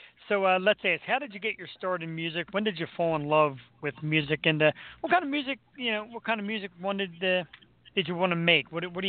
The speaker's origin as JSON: {"language": "English", "town": "Philadelphia", "region": "Pennsylvania", "country": "United States", "said": "especially being Philadelphian, that's big to us because we're local Philadelphia people"}